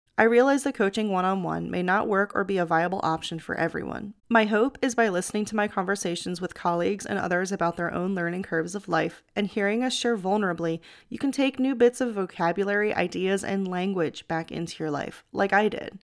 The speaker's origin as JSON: {"language": "English", "area": "outside of Philadelphia", "region": "Pennsylvania", "country": "United States", "tie": "born or raised there", "also_born_or_lived": "Florida", "moved": "as an adult", "said": "I grew up on the East Coast outside of Philadelphia"}